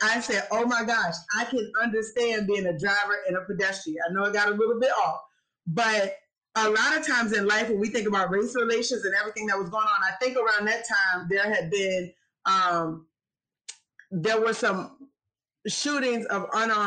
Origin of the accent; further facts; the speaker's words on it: Petersburg, Virginia, United States; moved away as an adult; also born or lived in Chevy Chase, Maryland; I am from Petersburg, Virginia